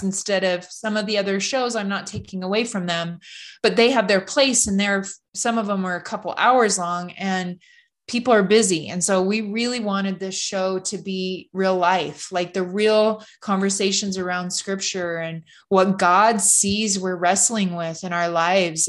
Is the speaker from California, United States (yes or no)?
yes; Loma Rica, California, United States; I grew up in California, just outside of about forty-five minutes north of Sacramento in a little small farming community called Loma Rica